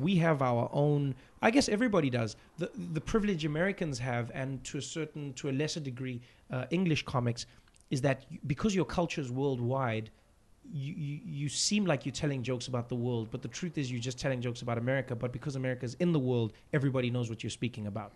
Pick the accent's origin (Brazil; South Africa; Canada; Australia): South Africa; I enjoy being a South African comedian